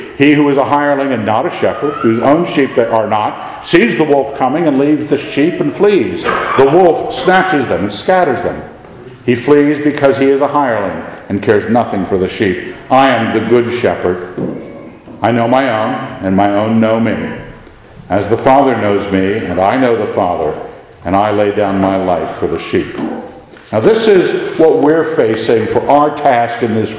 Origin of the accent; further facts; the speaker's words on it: United States; we like being Americans.